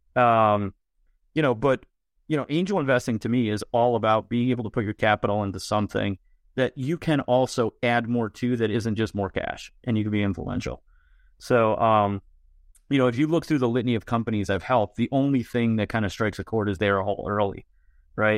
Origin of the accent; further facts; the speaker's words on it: Buffalo, New York, United States; I'm from Buffalo.